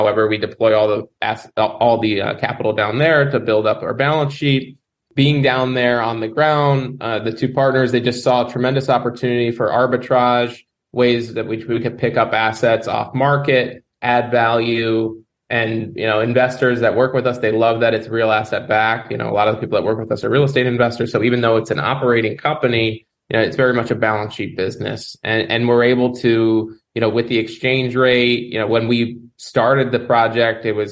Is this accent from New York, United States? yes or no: no; New Jersey, United States; moved away as an adult; now in South Florida, United States; I'm from the Northeast originally, pretty close to where you guys are at, but in New Jersey